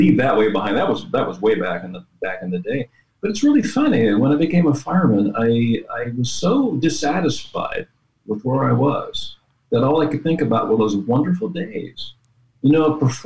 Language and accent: English; Westminster, California, United States; I went to Westminster. Yeah. I grew up there